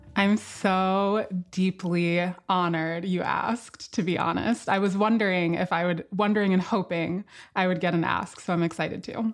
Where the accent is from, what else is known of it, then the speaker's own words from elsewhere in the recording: Miami, Florida, United States; now in Philadelphia, United States; Coming from Miami, where I grew up